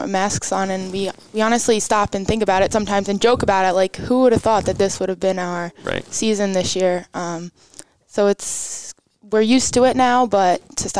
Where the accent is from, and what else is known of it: Levittown, New York, United States; born or raised there